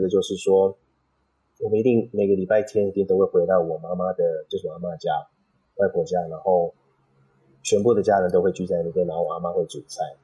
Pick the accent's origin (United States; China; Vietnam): United States; California; moved away as an adult; also born or lived in Los Angeles; now in Taiwan; 我本身就是在加州长大的